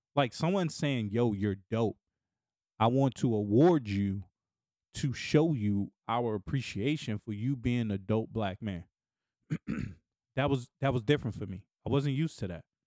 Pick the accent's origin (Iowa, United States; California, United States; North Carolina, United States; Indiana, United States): North Carolina, United States; Raleigh; moved away as an adult; now in Washington, D.C., United States; my hometown of Raleigh, North Carolina